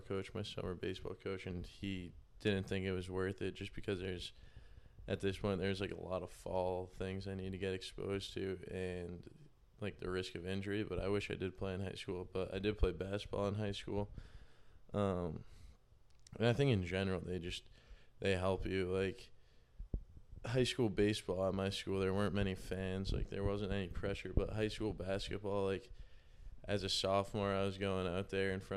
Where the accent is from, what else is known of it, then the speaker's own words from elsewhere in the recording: North Andover, Massachusetts, United States; I'm from North Andover, Mass